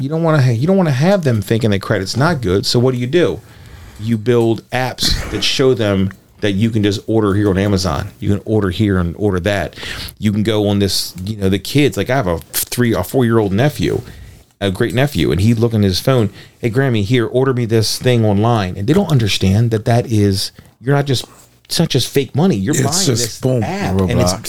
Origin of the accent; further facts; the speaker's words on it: Maryland, United States; Back in the day, I was born and raised in Armstead Gardens, and I remember very, very clearly there was a cool billboard for years outside of my neighborhood.